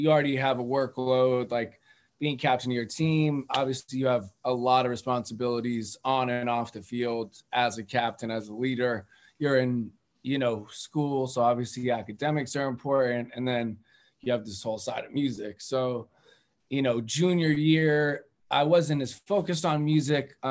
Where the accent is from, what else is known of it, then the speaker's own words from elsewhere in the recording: Cambridge, Massachusetts, United States; I grew up in Cambridge